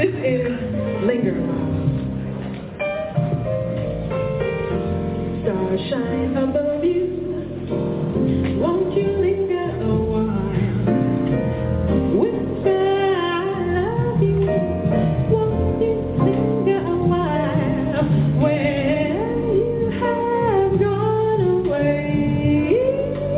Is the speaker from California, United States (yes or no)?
no; New York City, New York, United States; growing up in New York